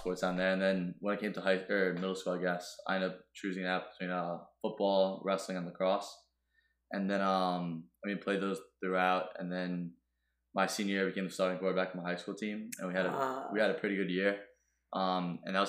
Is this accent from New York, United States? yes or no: yes; Long Island, New York, United States; growing up on Long Island